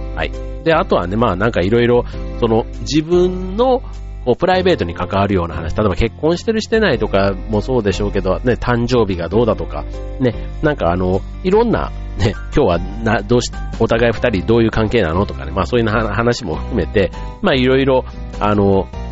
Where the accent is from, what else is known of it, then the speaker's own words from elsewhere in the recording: Kansai, Japan; 関西の出身